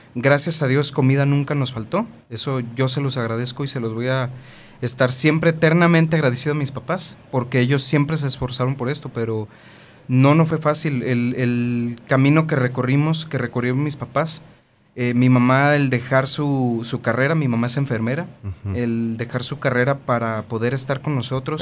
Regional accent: Tonalá, Jalisco, Mexico; siempre hemos vivido en donde mismo, en Tonalá, Jalisco. Somos orgullosamente tapatíos.

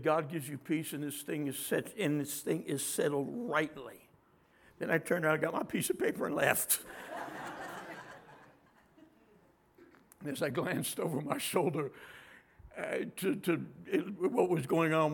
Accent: Trenton, New Jersey, United States; now in Texas, United States; my home state, Trenton, as in New Jersey

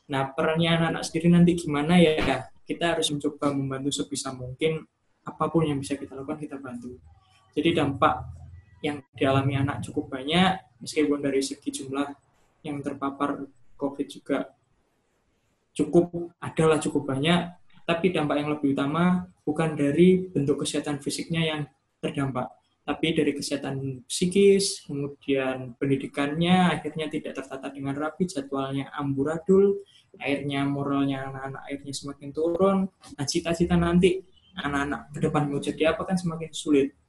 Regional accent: East Java, Indonesia; accent: medok; saya juga Jawa Timur, Mei juga cuma Jawa Timur, kita Jawa Timur semua. Jadi kalau ngomong Jawa pasti semua.

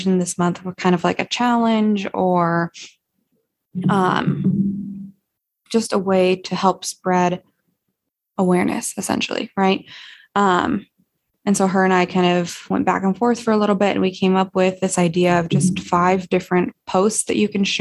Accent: Montana, United States; working back in my hometown in Montana

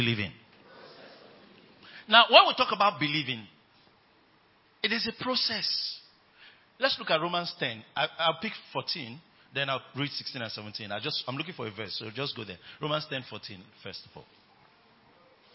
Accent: Nigeria; I'm using Nigerian terms

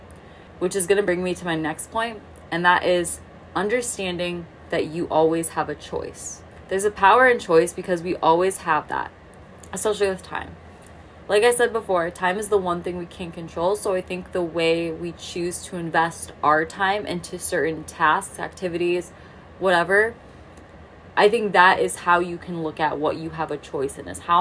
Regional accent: Midwest, United States; I grew up in the Midwest, so the closest ocean is in Florida.

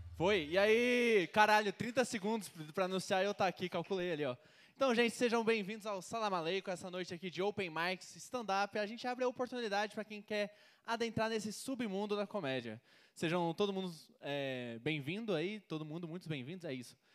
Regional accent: Goiânia, Goiás, Brazil; sou de Goiânia

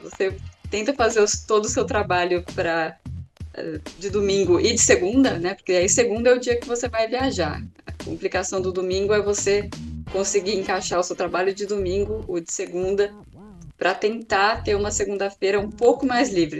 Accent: Águas de Lindóia, São Paulo, Brazil; moved away; Eu Fui criada em Águas de Lindóia, uma cidade pequenininha do interior de São Paulo, com 12 mil habitantes

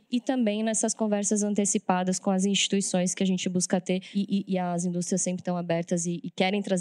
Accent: Brazil; A gente, como brasileiro

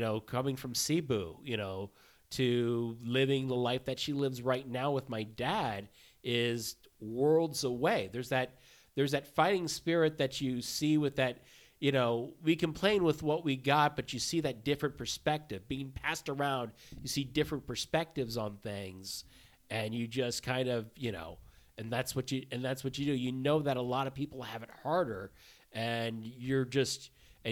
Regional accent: Texas, United States; also born or lived in Laos; growing up in Texas

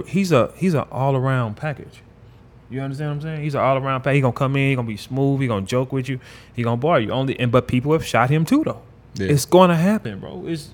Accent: New York City, New York, United States; When you on 106 Park, you see I'm from New York City. I'm the only person here.

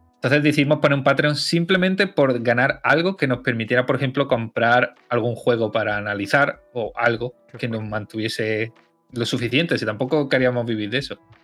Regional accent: Loja, Andalusia, Spain; also born or lived in Barcelona / Mainz; mi pueblo es, entre los pueblos, sí, sí, es de los más grandes que hay mm. aquí. Loja

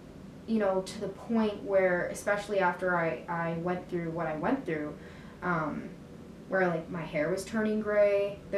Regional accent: Colombia; born there; I'm an immigrant myself. Like, I was born in Colombia, so was my brother. We were adopted from there.

